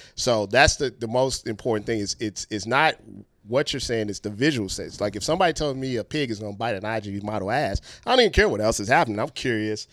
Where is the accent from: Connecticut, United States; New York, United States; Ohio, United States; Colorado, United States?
Ohio, United States; we're from Ohio